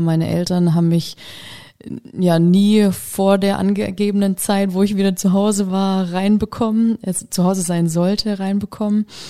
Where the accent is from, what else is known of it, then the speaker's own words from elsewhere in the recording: Kiss, Bavaria, Germany; moved away as an adult; also born or lived in Würzburg; now in Hesse, Germany; ich komme ursprünglich aus Kiss, so eine Gemeinde vor Würzburg